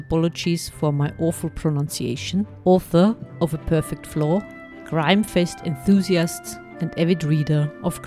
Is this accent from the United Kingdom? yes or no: no; Austria; I'm from Austria